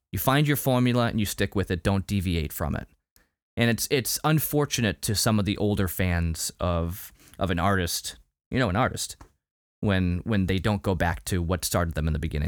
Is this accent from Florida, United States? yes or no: no; Salem, Massachusetts, United States; also born or lived in Lynn, Massachusetts; I grew up near Salem. Uh, I, I mean, I was born in Salem